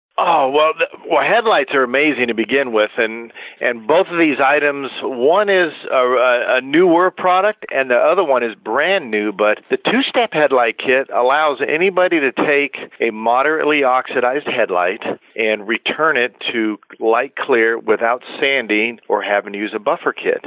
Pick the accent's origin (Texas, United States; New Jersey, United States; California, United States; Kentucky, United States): California, United States; Carlsbad; moved away as an adult; I grew up in Carlsbad, California, Carlsbad